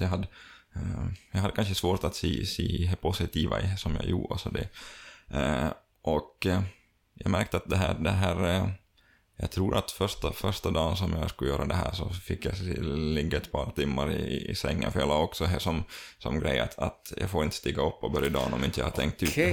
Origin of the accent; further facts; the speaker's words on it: Finland; vi som finländare